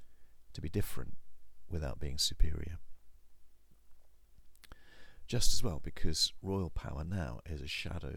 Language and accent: English; England, United Kingdom; also born or lived in Okehampton; because we're English